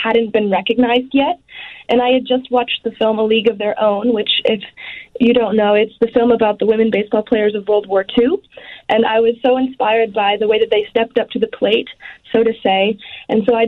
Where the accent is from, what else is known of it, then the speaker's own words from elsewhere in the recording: Washington, District of Columbia, United States; where my home state